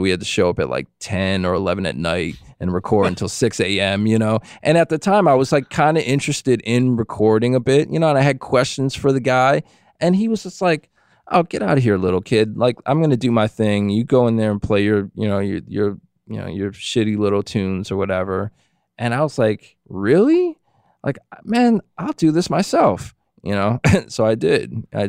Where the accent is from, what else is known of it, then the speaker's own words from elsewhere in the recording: Buffalo, New York, United States; moved away as an adult; also born or lived in Woodstock; now in Massachusetts, United States; I'm from Buffalo, New York originally. And then when I graduated high school, I moved to New York City.